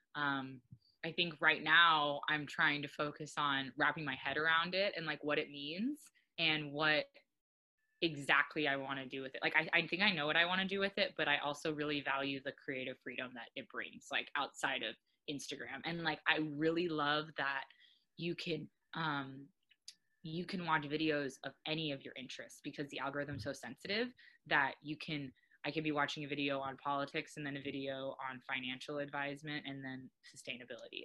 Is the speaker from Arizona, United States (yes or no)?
yes; Arizona, United States; now in Oahu, United States; I'm originally from Arizona and I've been living here for a handful of years.